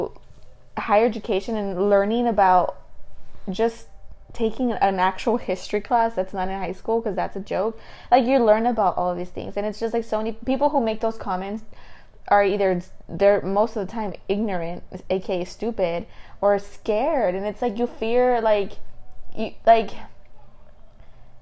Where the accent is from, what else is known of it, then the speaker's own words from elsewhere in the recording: United States; I'm from America